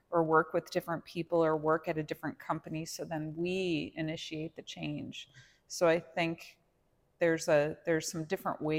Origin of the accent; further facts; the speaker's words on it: Los Angeles, California, United States; And yeah, I'm from the Los Angeles area